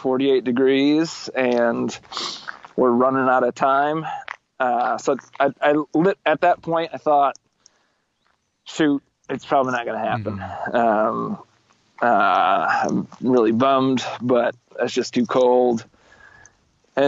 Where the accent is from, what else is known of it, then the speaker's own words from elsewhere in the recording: Holland, Michigan, United States; I'm from Holland, which is on Lake Michigan